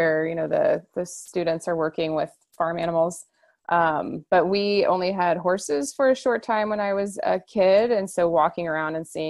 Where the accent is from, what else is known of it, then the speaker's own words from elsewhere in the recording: Indiana, United States; I'm from Indiana